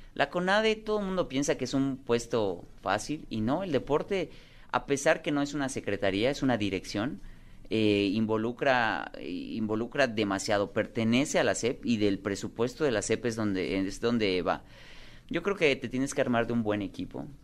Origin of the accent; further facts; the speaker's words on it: Mérida, Yucatán, Mexico; en Mérida, en Yucatán, que es mi tierra